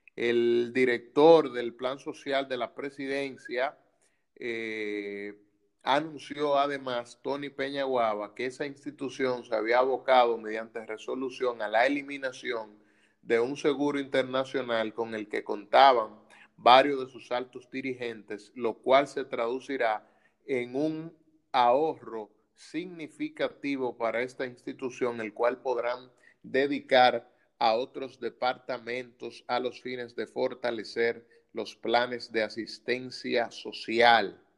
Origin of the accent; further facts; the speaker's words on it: Dominican Republic; como dominicanos